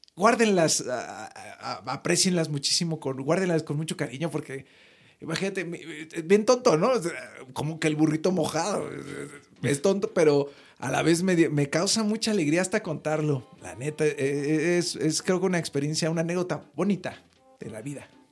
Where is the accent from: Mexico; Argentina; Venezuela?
Mexico; soy mexicano